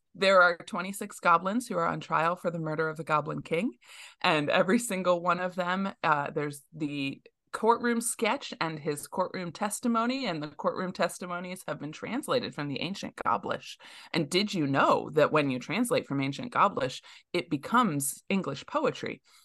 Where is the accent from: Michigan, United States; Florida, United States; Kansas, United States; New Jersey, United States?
Michigan, United States; outside of Metro Detroit; Growing up outside of Metro Detroit, it's a very international community